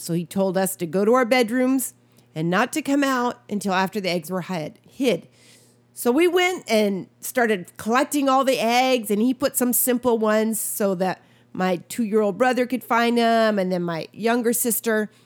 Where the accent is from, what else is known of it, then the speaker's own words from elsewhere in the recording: Wisconsin, United States; moved away; I grew up in Wisconsin as a young